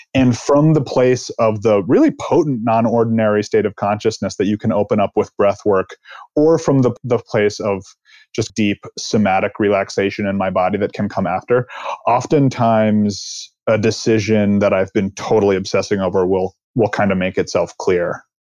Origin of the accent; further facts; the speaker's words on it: East Coast, United States; now in California, United States; I'm from the East Coast. I live in California.